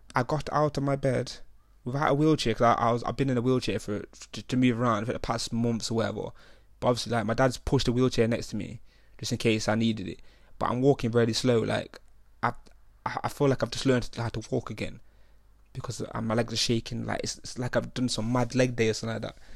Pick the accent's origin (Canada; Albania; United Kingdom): United Kingdom; I'm the only British kid in this whole hospital